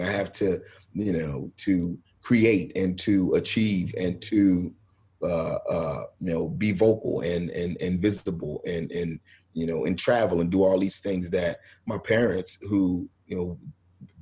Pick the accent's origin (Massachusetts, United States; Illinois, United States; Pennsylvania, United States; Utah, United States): Pennsylvania, United States; Philadelphia; I grew up in Philadelphia